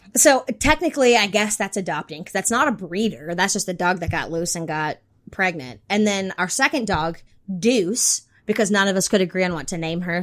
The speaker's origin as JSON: {"language": "English", "region": "North Carolina", "country": "United States", "tie": "born or raised there", "said": "I grew up in North Carolina"}